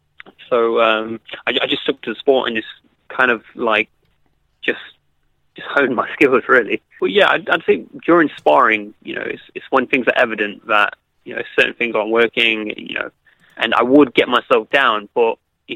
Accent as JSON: {"language": "English", "town": "Derby", "region": "East Midlands", "country": "United Kingdom", "tie": "born or raised there", "said": "my hometown at Derby"}